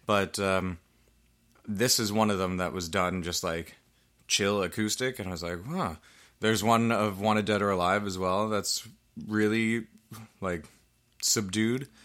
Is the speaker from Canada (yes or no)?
yes; Canada; we're Canadian.